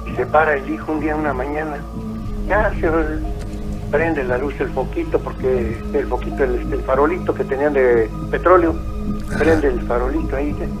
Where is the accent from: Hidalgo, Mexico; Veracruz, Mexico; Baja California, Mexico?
Hidalgo, Mexico; Huichapan; nosotros somos del estado de Hidalgo. De allá, de, especialmente de cerca de Tula Hidalgo. Somos municipio de Huichapan